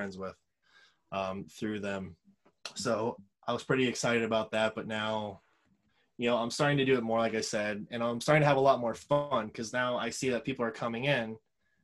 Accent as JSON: {"language": "English", "region": "Florida", "country": "United States", "tie": "born or raised there", "said": "that's where I grew up. It's my hometown area code."}